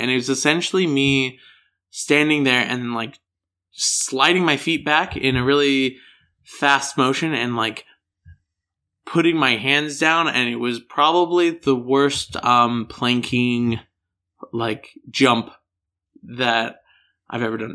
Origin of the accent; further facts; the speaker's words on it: Denver, Colorado, United States; accent: American; I'm from Denver, Colorado